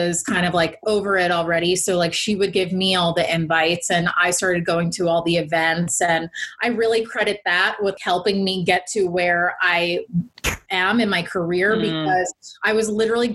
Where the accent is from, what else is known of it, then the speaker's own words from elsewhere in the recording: United States; I grew up near New York City